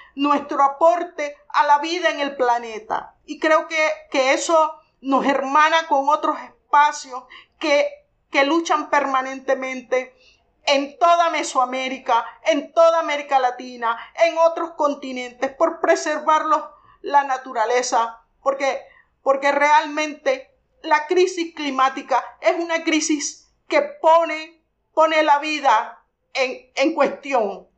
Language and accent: Spanish; Penonomé, Coclé, Panama; nací en Penonomé